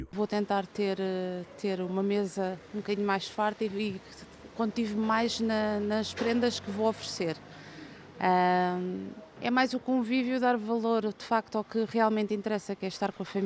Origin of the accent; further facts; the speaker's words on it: Cape Verde; Eu faço as coisas da minha terra, Cabo Verde.